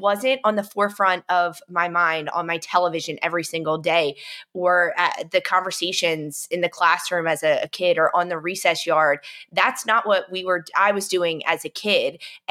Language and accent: English; United States; born or raised there